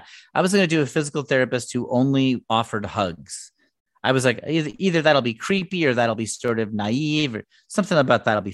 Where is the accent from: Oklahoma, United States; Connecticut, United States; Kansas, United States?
Connecticut, United States; I'm from Connecticut